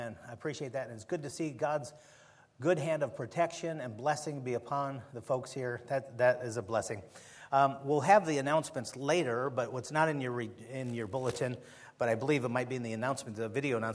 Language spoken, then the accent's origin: English; Chicago, Illinois, United States; moved away; I was born and raised in Chicago, and I've been away for so long